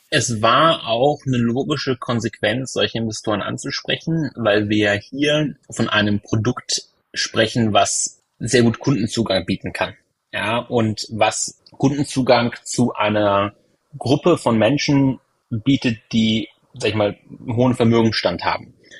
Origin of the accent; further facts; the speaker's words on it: area of Hanover, Lower Saxony, Germany; moved away; Ich komme gebürtig aus der Gegend von Hannover